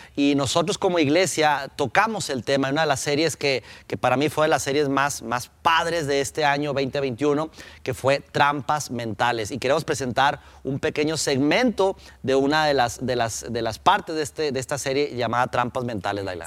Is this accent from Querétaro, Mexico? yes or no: no; Durango, Mexico; born or raised there; now in Monterrey, Mexico